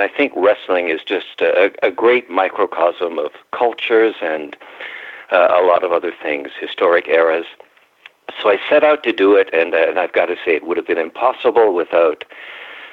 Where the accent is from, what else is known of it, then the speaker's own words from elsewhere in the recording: Ontario, Canada; now in Washington, United States; I was raised in Ontario